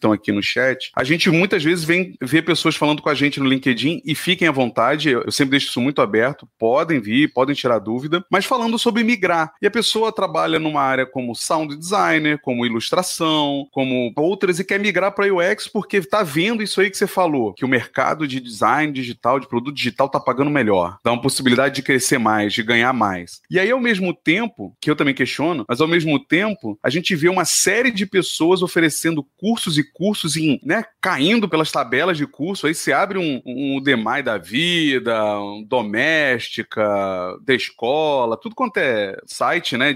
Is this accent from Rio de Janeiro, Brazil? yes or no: yes; Rio de Janeiro, Brazil; Eu vim de uma cidade, né, do Rio, onde a publicidade era extremamente forte, né?